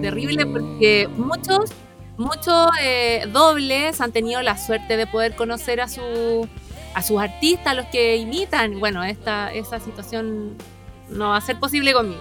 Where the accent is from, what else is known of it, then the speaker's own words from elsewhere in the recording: La Ligua, Valparaíso, Chile; yo vengo de la Ligua